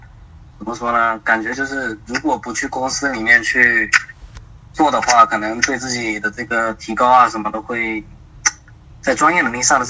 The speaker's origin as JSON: {"language": "Chinese", "region": "Fujian", "country": "China", "lives_now": "Shanghai, China", "said": "啊，福建的。"}